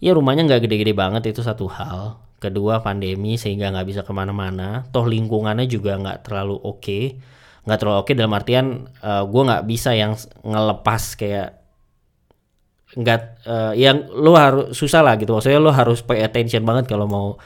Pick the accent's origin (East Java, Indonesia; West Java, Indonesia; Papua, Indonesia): West Java, Indonesia; Bekasi; now in Bandung, Indonesia; dari kecil gue ada di Bekasi gitu ya gue tinggal di Bekasi rumah gue di Bekasi orang tua di Bekasi gede di Bekasi juga